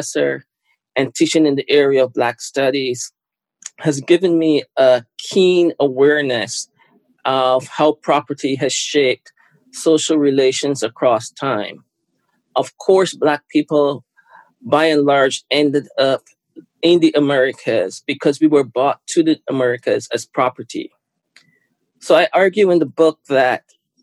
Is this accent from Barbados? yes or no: yes; Barbados; now in Canada; I was born in Barbados. Lived most of my life in Canada.